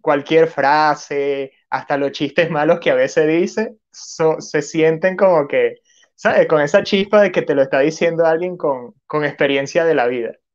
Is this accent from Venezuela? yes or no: yes; Venezuela; now in Peru; yo soy de Venezuela y ahorita estoy viviendo en Perú.